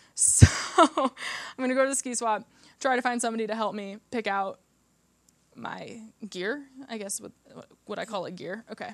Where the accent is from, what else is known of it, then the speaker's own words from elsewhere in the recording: Iowa, United States; moved away as an adult; also born or lived in St. Louis, Missouri; now in Aspen, United States; I'm from the Midwest. I'm from Iowa. I grew up in Iowa